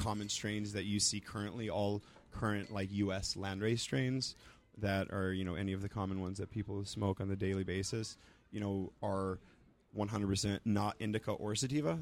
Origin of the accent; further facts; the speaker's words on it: Roswell, New Mexico, United States; moved away; also born or lived in East Coast / Santa Cruz; I'm from Roswell, New Mexico